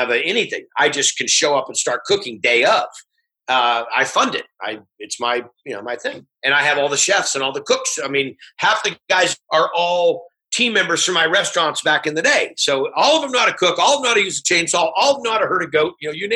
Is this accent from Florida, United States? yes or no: no; California, United States; it's my home state.